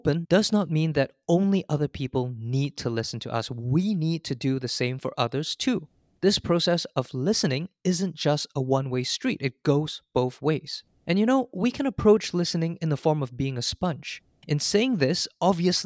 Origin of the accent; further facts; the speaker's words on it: Singapore; now in United States; As a Singaporean, I was fortunate to have been brought up in a multicultural setting